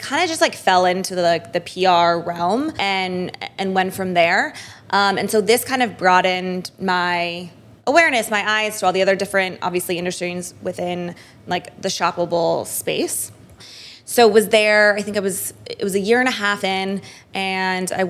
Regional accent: San Francisco, California, United States; moved away as an adult; also born or lived in Santa Clara, California; now in New York City, United States; I'm originally from San Francisco, California, and went to college, Santa Clara University

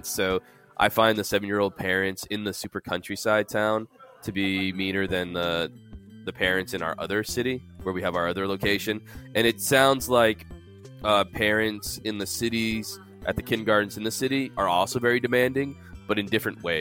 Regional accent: New York City, New York, United States; born there; I was born in the Bronx, so that's a pretty poor place.

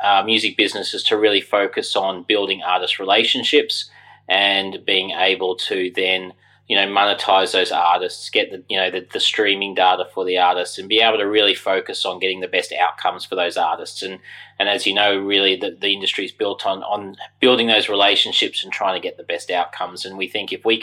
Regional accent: Brisbane, Queensland, Australia; moved away as an adult; also born or lived in London; I grew up in Brisbane in Australia, where I am now

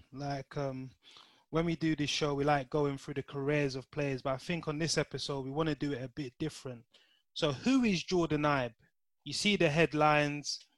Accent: London, United Kingdom; growing up in Bermondsey, obviously we're from you know the same ends

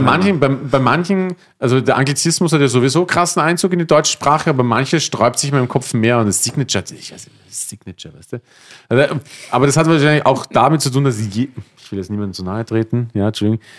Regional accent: Austria; moved away; bei uns in Österreich

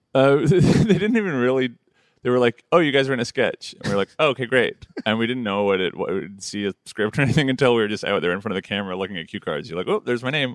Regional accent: Toronto, Ontario, Canada; moved away; also born or lived in Montreal; I grew up like deeply entrenched in the folk scene in Toronto

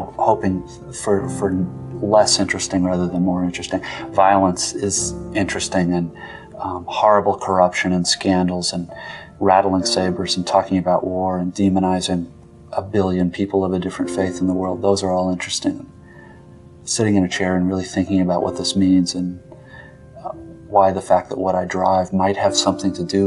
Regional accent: United States; I am, as an American

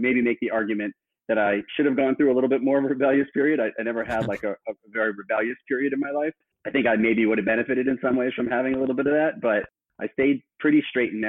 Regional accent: Miami, Florida, United States; I was born in Miami, where I grew up through high school

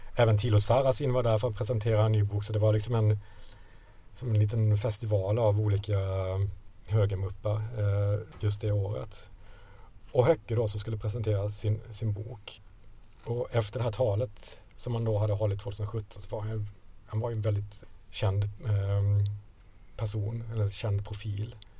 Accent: Sweden; jag är från Sverige, eh, eh, journalist

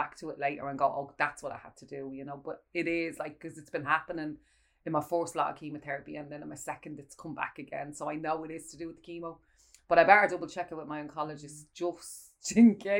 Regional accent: Ireland; us as Irish people

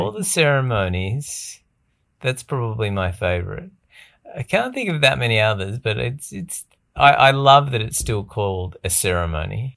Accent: Australia; institutional beliefs that we sort of grew up with, pretty entrenched around being Australian

